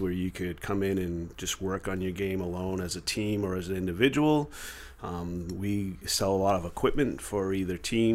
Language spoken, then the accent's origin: English; Peabody, Massachusetts, United States; also born or lived in Danvers; We're both from Peabody, same as you, but I moved to Danvers